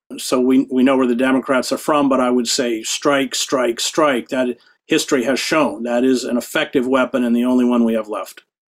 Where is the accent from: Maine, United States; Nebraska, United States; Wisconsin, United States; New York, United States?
Maine, United States; I grew up in Maine.